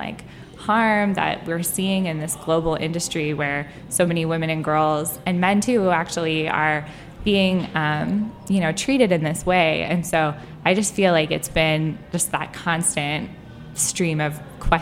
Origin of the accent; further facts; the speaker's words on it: California, United States; now in Washington, D.C., United States; I grew up in California, really liberal family, really liberal area.